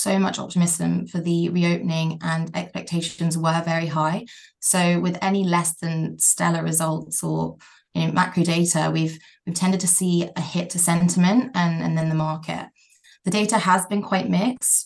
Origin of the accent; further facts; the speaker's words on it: Thailand; moved away; So I grew up in Thailand, and aside from COVID, I go back annually.